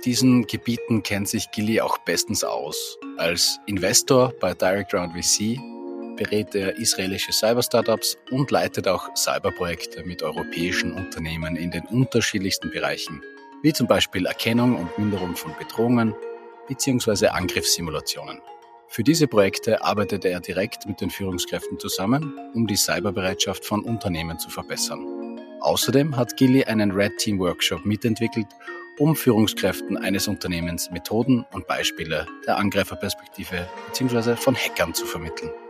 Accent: Austria; Bei uns in Österreich wird es ja schon ein bisschen kälter

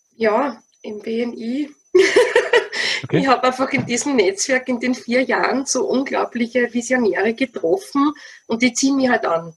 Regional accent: Wiener Neustadt, Lower Austria, Austria; moved away as an adult; now in Stubai Valley, Austria; Ich stamme aus Wiener Neustadt, also ganz aus deiner Nähe, ja? aus dem schönen Niederösterreich, Grenze Burgenland

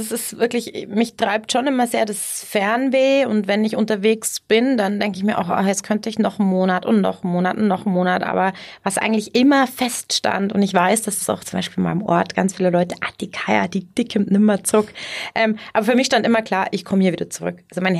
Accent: Ohlstadt, Bavaria, Germany; also born or lived in Innsbruck / Munich; ich komm hier, ähm, aus der Ecke, aus Ohlstadt, kennen wahrscheinlich die wenigsten, aber, äh, Landkreis Garmisch-Partenkirchen

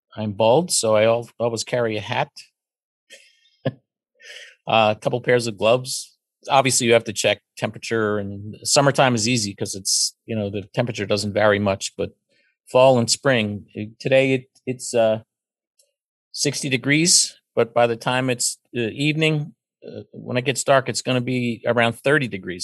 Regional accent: Pennsylvania, United States; I was raised in Pennsylvania and went to university in Pennsylvania and raised a child here. I've always lived here

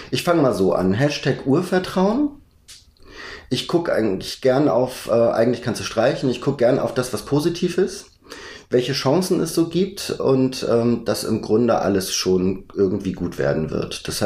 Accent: Schleswig-Holstein, Germany; Ich glaube, bis ich 19 war, bin ich dort auf dem Dorf groß geworden. Bin zwar in Lübeck zur Schule gegangen

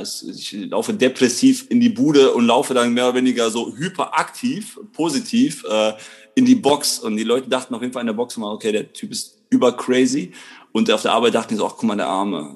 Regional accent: Krefeld, North Rhine-Westphalia, Germany; bin aus Krefeld, bin hier geboren

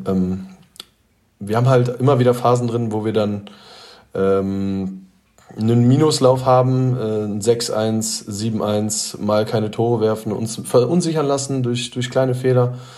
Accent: Detmold, North Rhine-Westphalia, Germany; Ich komme aus Detmold oder bin in Detmold

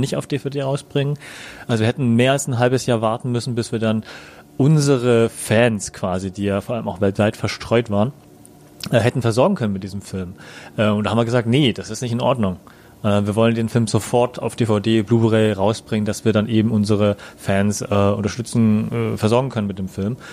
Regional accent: Germany; wir als Deutsche

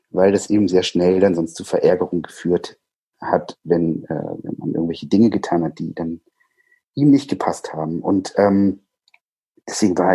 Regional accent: Baden-Württemberg, Germany; moved away; also born or lived in Schleswig-Holstein; ich komme ursprünglich aus Süddeutschland, äh, aus Baden-Württemberg, ähm, bin dann äh, nach Schleswig-Holstein gezogen, so weit weg, wie es irgendwie ging

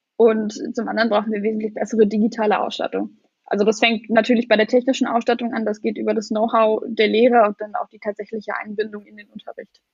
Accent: Lusatia, Brandenburg, Germany; Ich komme aus Brandenburg, aus der Lausitz

